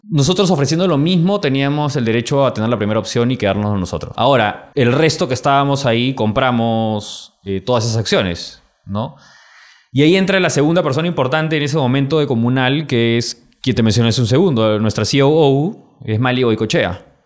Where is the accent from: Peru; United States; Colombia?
Peru; ¿de dónde eres? Perú.